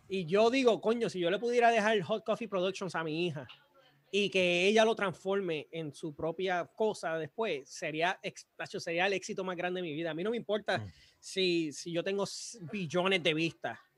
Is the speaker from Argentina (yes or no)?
no; Puerto Rico; now in United States